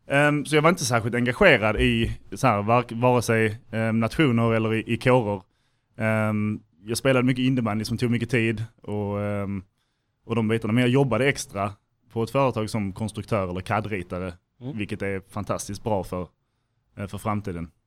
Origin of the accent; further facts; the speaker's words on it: Helsingborg, Skåne, Sweden; moved away as an adult; Jag kommer från Helsingborg från början, så liksom LTH var det naturliga valet